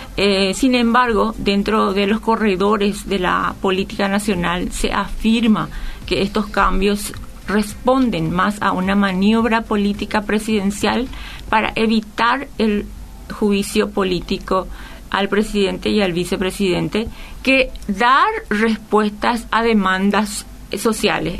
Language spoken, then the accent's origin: Spanish; Paraguay; estamos viviendo y sintiendo todos los paraguayos